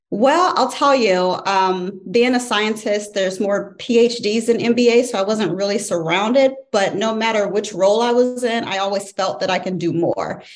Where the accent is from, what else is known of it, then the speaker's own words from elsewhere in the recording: St. Louis, Missouri, United States; moved away as an adult; now in Virginia, United States; born and raised in St. Louis, Missouri. Uh, Virginia came became home in 2012.